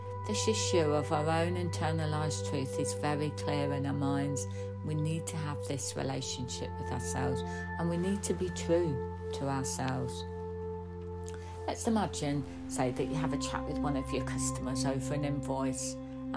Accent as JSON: {"language": "English", "country": "United Kingdom", "said": "we as British people have grown up with this"}